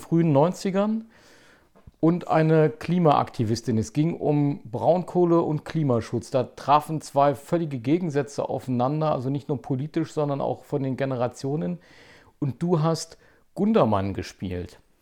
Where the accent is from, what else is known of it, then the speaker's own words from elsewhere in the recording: Zeitz, Saxony-Anhalt, Germany; moved away as an adult; now in Leipzig, Germany; wir sind ja beide in Zeitz aufgewachsen